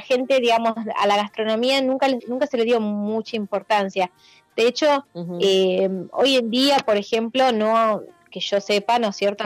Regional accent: Bahía Blanca, Buenos Aires Province, Argentina; also born or lived in La Plata; tuve que regresar a mi ciudad, Bahía Blanca, soy de Bahía Blanca y me había ido a estudiar a La Plata

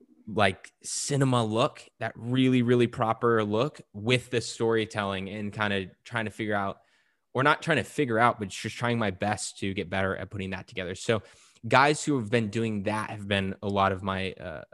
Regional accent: California, United States; now in Portugal; family and I, we moved to Portugal a couple years ago, as okay. I mentioned already. And you know, we came from California, and in California, there's a lot of really good Mexican food.

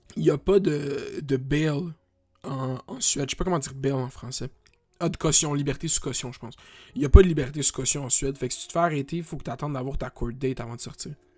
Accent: Canada; je suis Canadien.

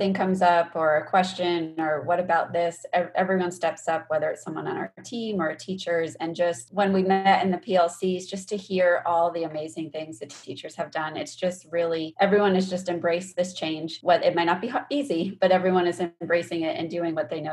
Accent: New York, United States; now in Austin, United States; I'm from New York

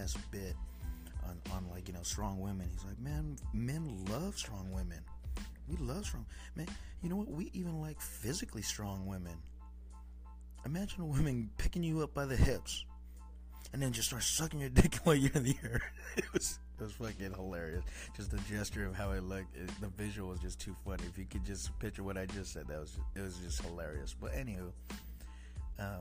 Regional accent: Oxnard, California, United States; also born or lived in East Coast; We're coming from Southern California, 93033, USA

